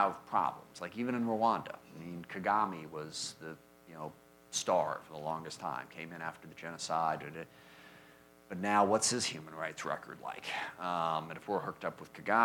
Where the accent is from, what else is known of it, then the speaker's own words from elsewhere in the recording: SeaTac, Washington, United States; I grew up in SeaTac in South King County